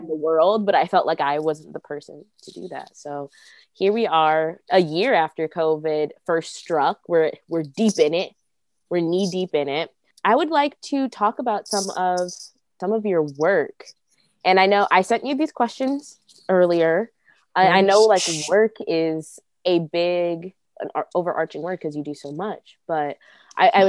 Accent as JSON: {"language": "English", "town": "Aurora", "region": "Illinois", "country": "United States", "said": "I am in Aurora, Illinois"}